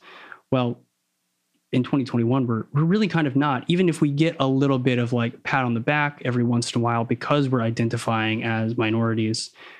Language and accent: English; Philippines; I was very much ashamed of being Filipino as a kid.